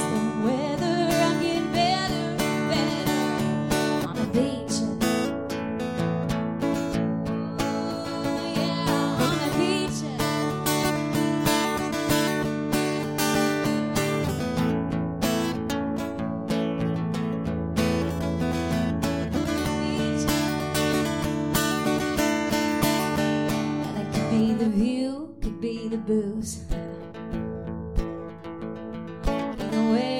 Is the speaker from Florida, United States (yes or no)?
yes; Dunedin, Florida, United States; also born or lived in Nashville, Tennessee; I grew up in Dunedin, Florida, outside of Tampa.